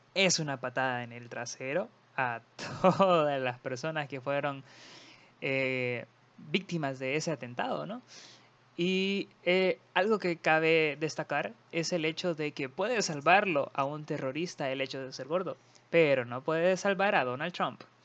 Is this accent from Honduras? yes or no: yes; Honduras; somos de Honduras y son nuestras palabras y nuestra forma, nuestro sazón